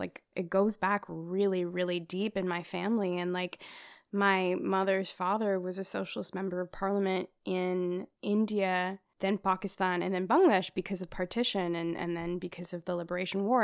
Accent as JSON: {"language": "English", "country": "Australia", "tie": "born or raised there", "said": "I grew up in Australia. I grew up around mainly white people"}